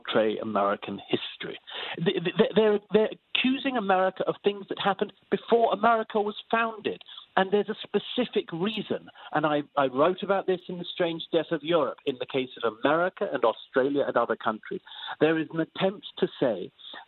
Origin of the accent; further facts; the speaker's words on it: United Kingdom; I'm British by origin